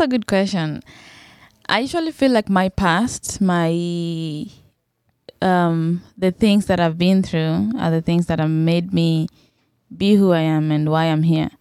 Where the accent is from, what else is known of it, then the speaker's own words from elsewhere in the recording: Kenya; I was from Kenya